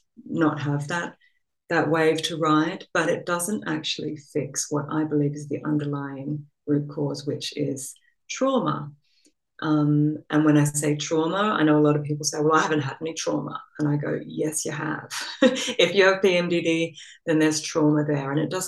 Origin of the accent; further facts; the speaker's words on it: Australia; accent: Australian; moved away as an adult; also born or lived in England; now in Copenhagen, Denmark; Well, so I am Australian. You might be able to hear a remnant of an Australian accent in there, but I've also been living overseas for, you know, 20 years or so.